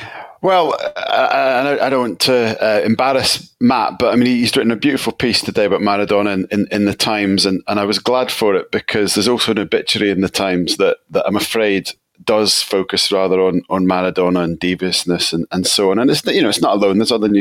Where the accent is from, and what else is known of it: Scotland, United Kingdom